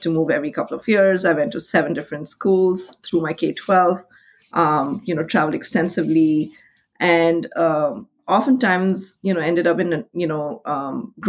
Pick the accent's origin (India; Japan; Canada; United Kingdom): India; moved away as an adult; now in Chicago, United States; I'm originally from India, born and raised